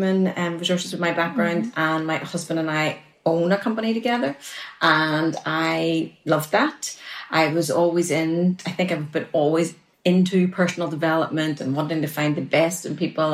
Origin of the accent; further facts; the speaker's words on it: Northern Ireland, United Kingdom; I'm from Northern Ireland because they'll have to adjust to my accent